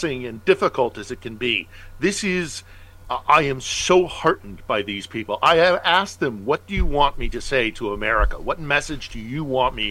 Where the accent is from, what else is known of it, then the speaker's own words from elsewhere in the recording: United States; now in Ukraine; as an American.